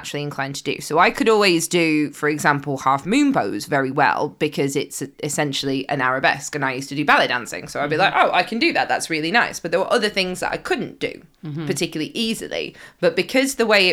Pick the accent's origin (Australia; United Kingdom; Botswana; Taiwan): United Kingdom; as British people